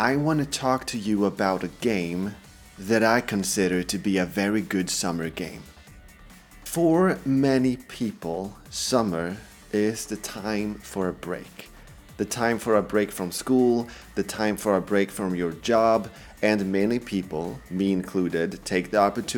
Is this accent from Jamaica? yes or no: no; Sweden; English is a second language; English is my second language, I'm Swedish